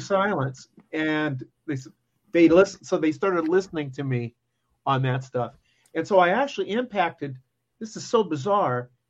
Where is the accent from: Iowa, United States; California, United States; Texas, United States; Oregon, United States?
Iowa, United States; Muscatine; I grew up in Muscatine, Iowa, which is right on the Mississippi River, I can see Illinois from my house. That's where I am, and um, I still live here